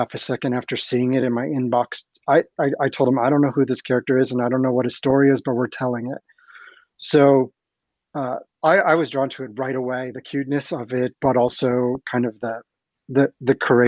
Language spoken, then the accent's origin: English; Ohio, United States; my local library in the town where I grew up in Ohio